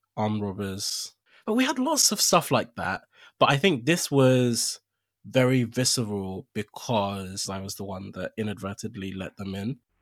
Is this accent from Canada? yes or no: no; Nigeria; moved away; also born or lived in Accra, Ghana / United Kingdom; I was born in Accra, I grew up for the most part in Nigeria.